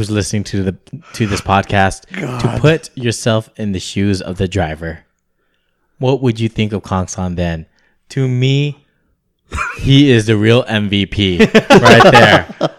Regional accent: California, United States; we are a little bit biased because we are all from the South Bay area.

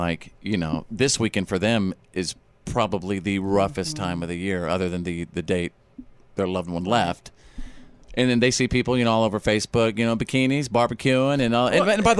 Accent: United States; thank God I was born in America.

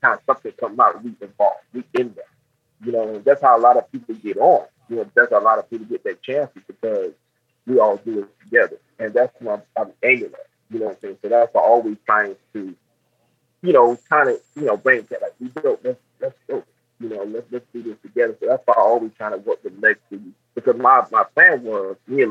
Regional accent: United States; also born or lived in Augusta / the South; I'm just a little cat from North Carolina

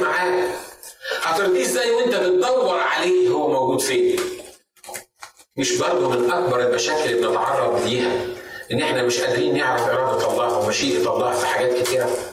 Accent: Egypt; بالنسبه لنا كان في مصر زمان

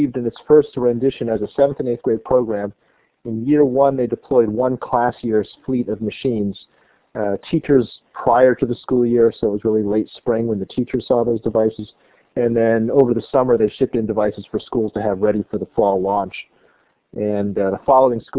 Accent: California, United States; moved away as an adult; also born or lived in New Jersey; now in Maine, United States; Originally, I was born in New Jersey, but pretty much grew up in California

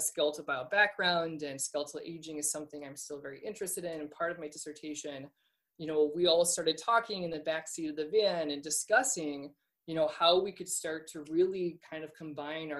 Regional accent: Iowa, United States; moved away as an adult; also born or lived in Erie, Pennsylvania; I grew up in Iowa

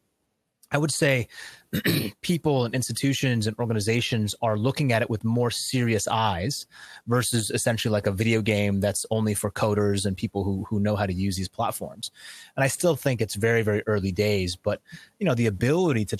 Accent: United States; I, as an American

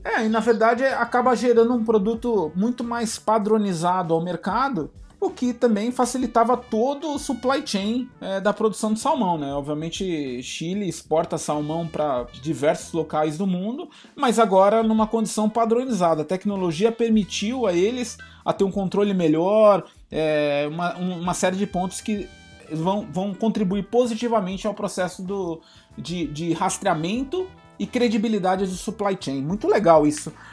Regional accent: Brazil; nós, como brasileiros

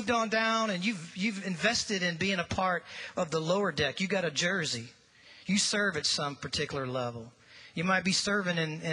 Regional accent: St. Louis, Missouri, United States; moved away; if you were to fly right through that arch and just turn to the left just a little bit and go about 5 miles, that's where I grew up

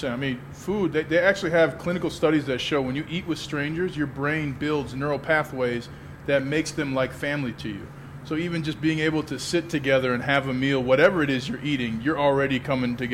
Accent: St. Paul, Minnesota, United States; Yeah, St. Paul, Minneapolis.

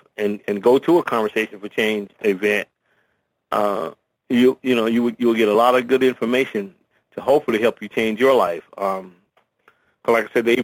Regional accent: Dayton, Ohio, United States; I was raised in Dayton, Ohio, on the west side of Dayton, Ohio

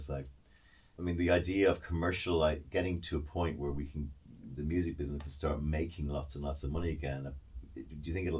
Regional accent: Ireland; as an Irish guy, we had the same in Dublin as well.

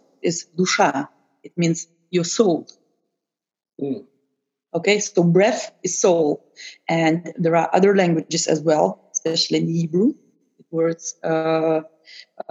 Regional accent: Lithuania; now in Netherlands; I'm myself from Eastern Europe, I think this was a kind of very shocking for me, you know, because in country where I'm coming from Lithuania

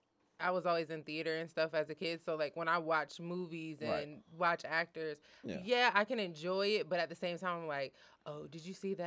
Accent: Newport News, Virginia, United States; moved away as an adult; now in Atlanta, United States; I'm new to Atlanta. I've been here like 3 or 4 months. I'm from Virginia originally. Newport News.

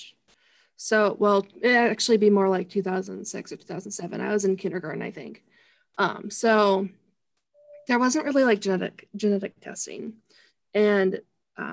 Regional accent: Indiana, United States; I'm 19 years old and I'm from Indiana

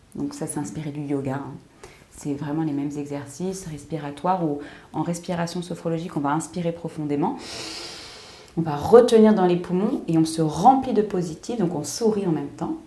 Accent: United States; en tant qu'américaine

